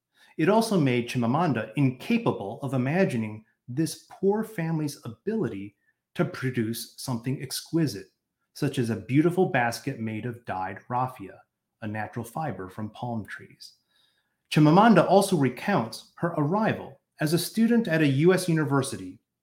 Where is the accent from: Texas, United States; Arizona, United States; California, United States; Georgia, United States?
Georgia, United States; Atlanta; first language English; I was born in Atlanta, Georgia, and always spoke English.